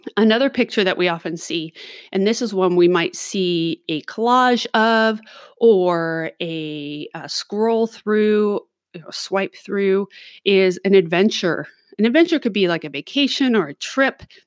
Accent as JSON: {"language": "English", "town": "Los Angeles", "region": "California", "country": "United States", "tie": "born or raised there", "moved": "yes", "said": "I grew up in Los Angeles"}